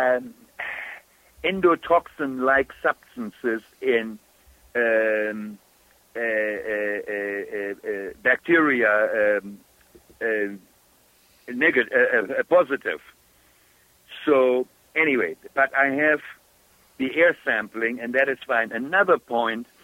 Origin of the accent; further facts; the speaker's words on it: Germany; accent: German; English is a second language; moved away; my German accent